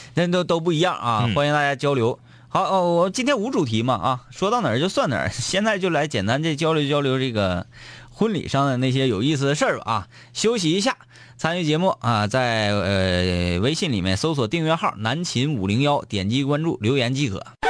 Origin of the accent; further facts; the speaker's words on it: Baishan area, Jilin, China; 然后我的老家啊，在白山地区